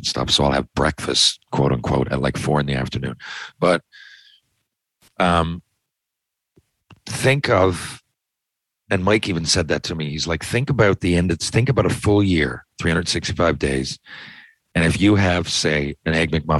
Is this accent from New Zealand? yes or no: no; Newfoundland and Labrador, Canada; I'm from Newfoundland